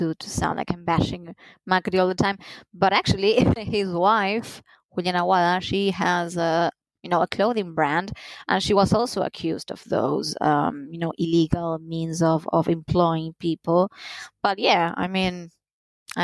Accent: Argentina

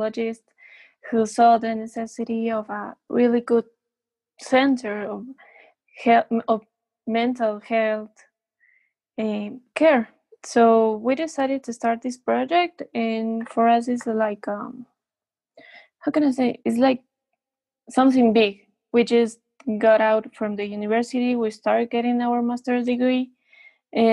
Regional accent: Quito, Pichincha, Ecuador; I've studied here in Ecuador. I was born in Quito, Ecuador, which is the capital city.

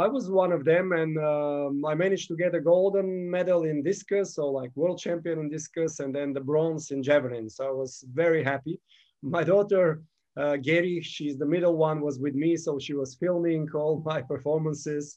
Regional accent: Gabrovo, Gabrovo Province, Bulgaria; moved away; also born or lived in Sofia, Bulgaria; When I was 15, I started javelin in my hometown, Gabrovo, Bulgaria

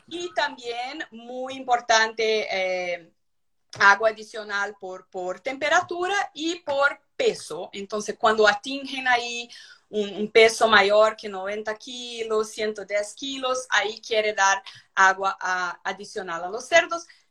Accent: São Paulo, Brazil; Spanish is a second language; also born or lived in Curitiba, Brazil; yo soy de São Paulo, Brasil

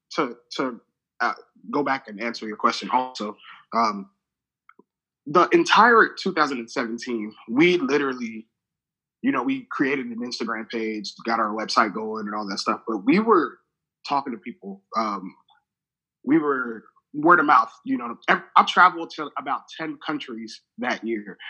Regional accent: Lagos, Nigeria; also born or lived in Kansas City, United States; now in United States; I was born in Lagos, Nigeria. Moved to the states in 1998.

